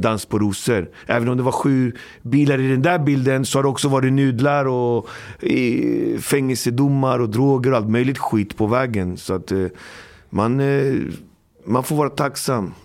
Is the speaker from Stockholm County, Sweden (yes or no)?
yes; Alby, Stockholm County, Sweden; jag kommer från Alby, uppfostrad, uppvuxen i Alby